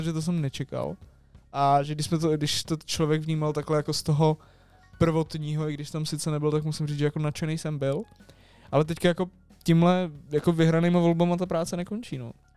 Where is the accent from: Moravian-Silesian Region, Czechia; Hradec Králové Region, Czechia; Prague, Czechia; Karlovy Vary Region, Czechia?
Prague, Czechia; jsme z Prahy